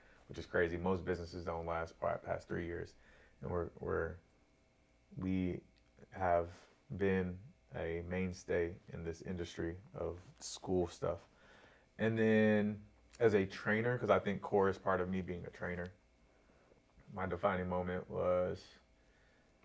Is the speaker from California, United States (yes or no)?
yes; Corona, California, United States; I grew up in Corona.